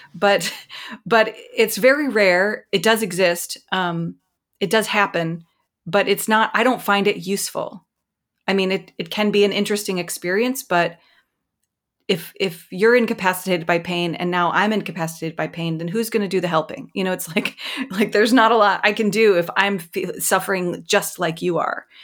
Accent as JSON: {"language": "English", "region": "Mississippi", "country": "United States", "moved": "yes", "said": "I'm from Mississippi. I'm from the rural South."}